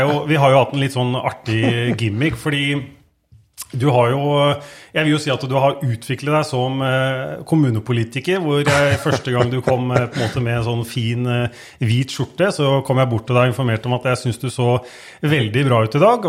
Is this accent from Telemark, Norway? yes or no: yes; Skien, Telemark, Norway; jeg er født og oppvokst i Skien. Er opprinnelig eh, Kleiva-gutt